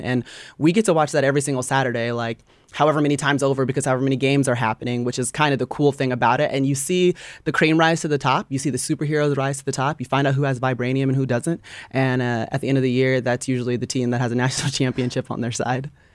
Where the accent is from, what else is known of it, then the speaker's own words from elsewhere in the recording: Atlanta, Georgia, United States; I grew up in Atlanta area